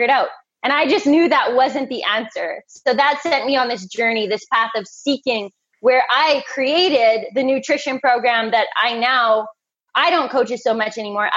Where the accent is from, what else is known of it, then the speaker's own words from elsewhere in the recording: Canada; I'm a Canadian girl, so ice hockey was my sport